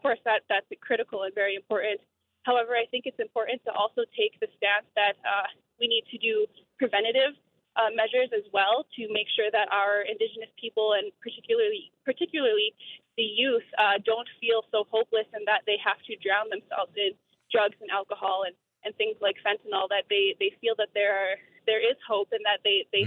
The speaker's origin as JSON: {"language": "English", "area": "Turtle Mountain Band of Chippewa", "region": "North Dakota", "country": "United States", "said": "I'm from the Turtle Mountain Band of Chippewa here in North Dakota."}